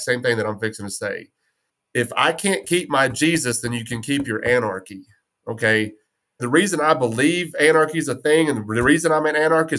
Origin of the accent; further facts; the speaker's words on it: West Texas, United States; I'm from West Texas